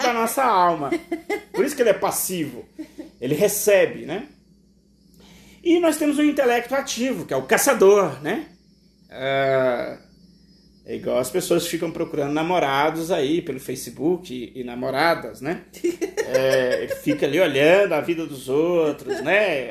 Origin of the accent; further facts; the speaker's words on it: Brazil; nós, enquanto brasileiros, temos uma forte ligação com a tradição africana